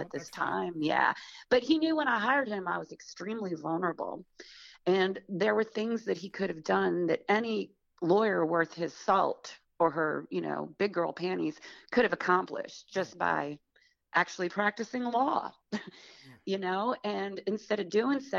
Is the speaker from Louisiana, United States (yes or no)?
yes; outside of New Orleans, Louisiana, United States; accent: Southern; moved away; also born or lived in New York; I grew up outside of New Orleans.